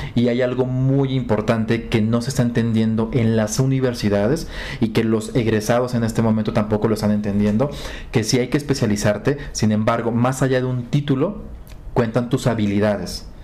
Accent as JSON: {"language": "Spanish", "town": "Acapulco", "region": "Guerrero", "country": "Mexico", "tie": "born or raised there", "said": "Yo nací en Acapulco"}